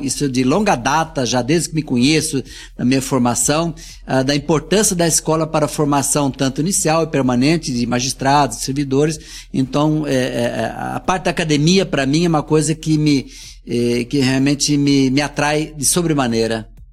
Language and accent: Portuguese; South Region, Brazil; born or raised there; now in Minas Gerais, Brazil